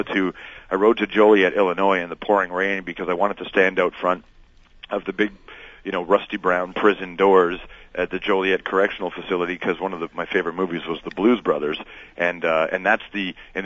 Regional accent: Toronto, Ontario, Canada; I grew up in Toronto

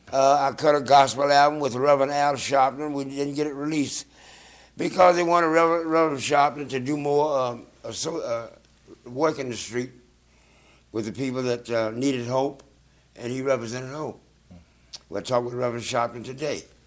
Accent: South Carolina, United States; moved away; also born or lived in Georgia; I'm from South Carolina.

